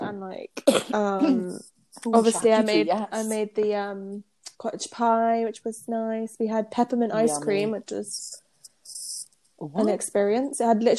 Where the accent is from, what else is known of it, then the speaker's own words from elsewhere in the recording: United Kingdom; moved away; because I'm British.